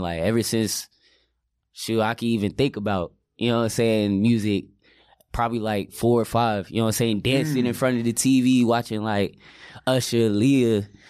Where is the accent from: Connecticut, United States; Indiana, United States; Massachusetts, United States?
Connecticut, United States; New Britain; I'm from Connecticut, bro.